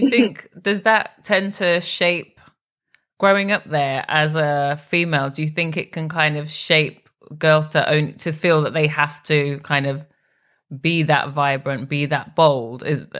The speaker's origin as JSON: {"language": "English", "region": "England", "country": "United Kingdom", "said": "I'm English."}